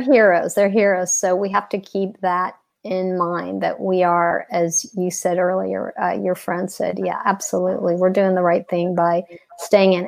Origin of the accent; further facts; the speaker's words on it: Texas, United States; now in Atlanta, United States; I've been in Atlanta for like 20 years, but I'm originally from Texas